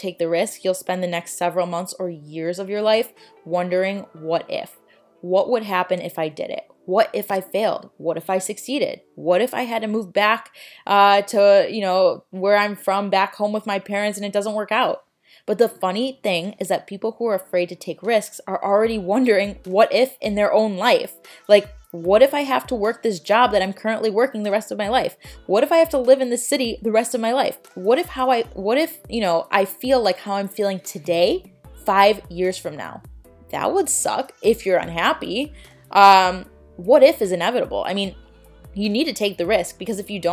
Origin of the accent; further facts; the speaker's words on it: Chicago, Illinois, United States; moved away as an adult; now in Florida, United States; I'm from Chicago.